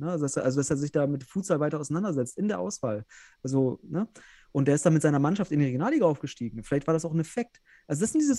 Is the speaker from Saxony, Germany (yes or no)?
no; North Rhine-Westphalia, Germany; ja, ich komme ja selbst aus Westfalen